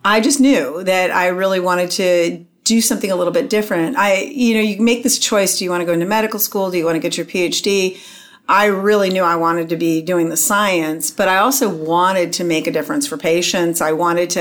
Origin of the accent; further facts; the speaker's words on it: Phoenix, Arizona, United States; moved away as an adult; I grew up in Phoenix, Arizona